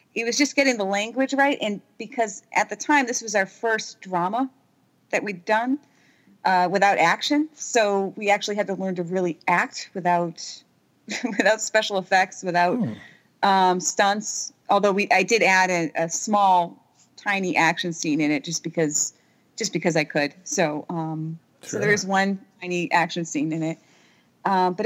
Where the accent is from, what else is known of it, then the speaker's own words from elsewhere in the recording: New England, United States; I'm American